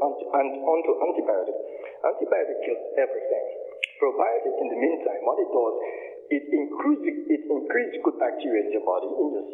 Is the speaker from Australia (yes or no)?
no; Dominica; now in United States; I'm originally from Dominica. I call it the historical village of Scottsdale, which born and raised